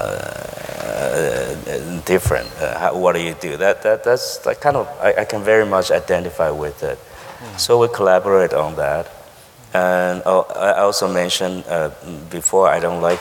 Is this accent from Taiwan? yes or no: yes; Taiwan; English is a second language; moved away; growing up in Taiwan